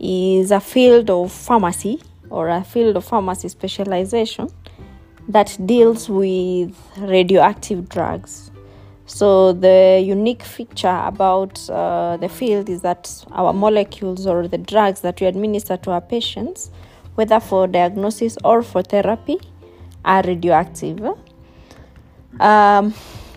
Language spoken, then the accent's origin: English; Limuru, Kiambu County, Kenya; also born or lived in South Africa; I'm from Limuru, and I studied at Loreto.